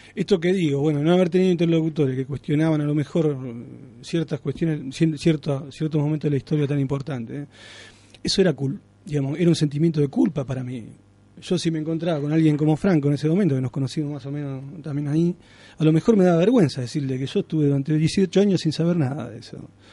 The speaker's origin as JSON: {"language": "Spanish", "town": "Alcorta", "region": "Santa Fe", "country": "Argentina", "tie": "born or raised there", "said": "Yo nací en Alcorta, que es un pueblo acá"}